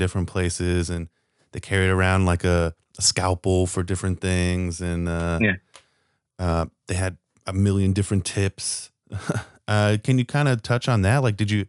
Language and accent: English; Southern California, United States; now in Las Vegas, United States; me growing up in Southern California